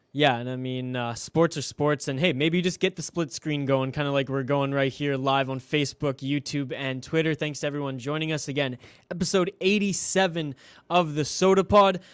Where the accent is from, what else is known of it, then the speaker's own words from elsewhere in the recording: Vancouver Island, British Columbia, Canada; I'm actually from Vancouver Island, British Columbia, Canada, as west coast as you can get here